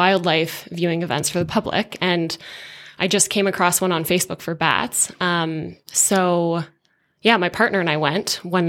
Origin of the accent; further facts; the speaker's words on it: Hamilton, Ontario, Canada; In Southern Ontario, in Hamilton.